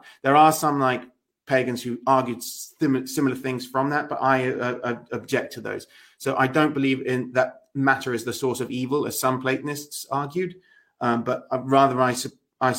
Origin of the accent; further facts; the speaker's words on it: England, United Kingdom; me as an Englishman